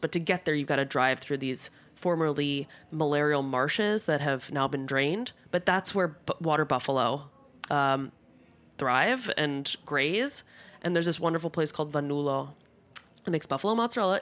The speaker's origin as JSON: {"language": "English", "region": "New Jersey", "country": "United States", "also_born_or_lived": "Basilicata, Italy (ancestry)", "moved": "yes", "lives_now": "Rome, Italy", "said": "I, as a Jersey Italian American"}